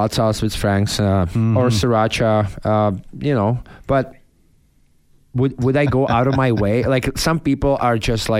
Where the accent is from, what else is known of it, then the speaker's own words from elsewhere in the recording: Czechia; English is a second language; moved away as an adult; now in United States; I came from Europe. There was never buffalo sauce in Czech, right? So I come over, we went to the pub, like I was 19